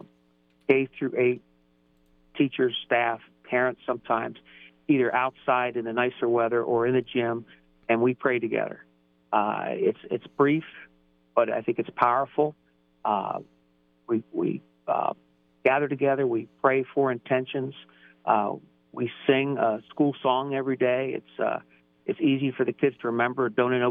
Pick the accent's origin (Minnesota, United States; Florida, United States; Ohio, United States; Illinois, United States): Ohio, United States; Columbus; born or raised there; also born or lived in Baltimore, Maryland / Long Island, New York